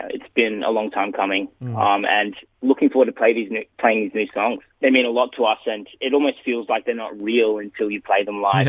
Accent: Perth, Western Australia, Australia; now in Melbourne, Australia; The hills is basically about where we grew up in Perth, especially me and Josh. We're from the Perth Hills.

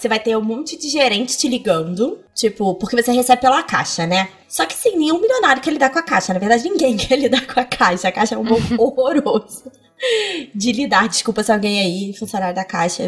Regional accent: Petrópolis, Rio de Janeiro, Brazil; now in Rio de Janeiro, Brazil; Eu nasci em Petrópolis

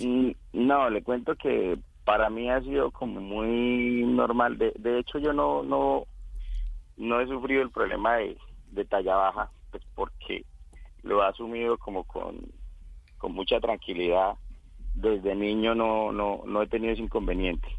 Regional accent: Casanare, Colombia; moved away as an adult; decidí regresar a mi, a mi pueblo, a mi departamento y el departamento de Casanare

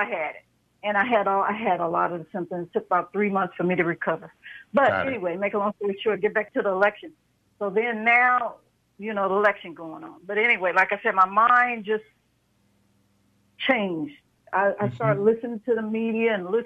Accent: Oakland, California, United States; I was raised in Oakland

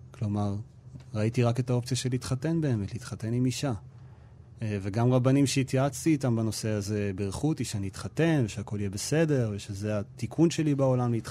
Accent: Nehalim, Central District, Israel; באמת אני במקור ממושב נחלים, זה מושב uh, דתי. אה, גדלתי ככל האנשים במושב שם, על אה, ברכי הציונות הדתית.

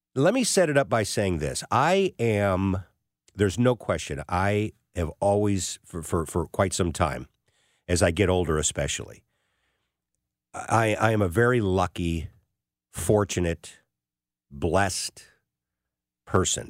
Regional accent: St. Louis, Missouri, United States; also born or lived in Columbia, Missouri / Wichita, Kansas; I end up back in my hometown as a sportscaster for Channel four here in town

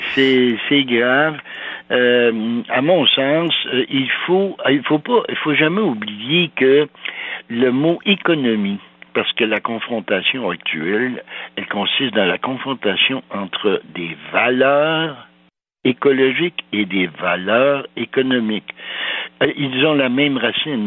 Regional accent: Val-d'Or, Quebec, Canada; Je suis né à Val d'Or, moi, en 39, et puis euh, mon père est venu s'installer là parce que c'était le Klondike

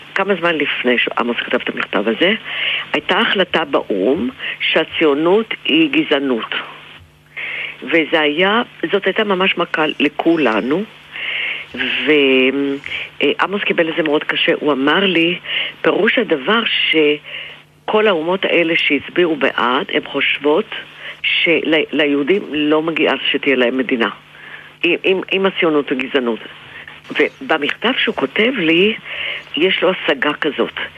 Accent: Israel; אני בעצמי נולדתי בקיבוץ

